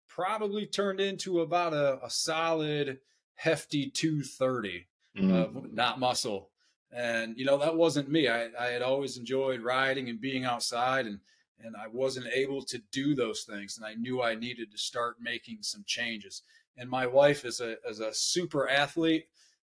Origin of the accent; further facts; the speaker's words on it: Northeast Ohio, United States; I grew up in Northeast Ohio, so it's as cold in the wintertime